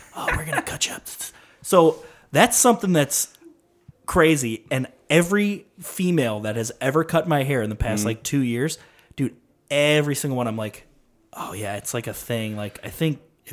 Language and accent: English; Crystal Lake, Illinois, United States; I'm from the suburbs, Crystal Lake, Northwest suburbs.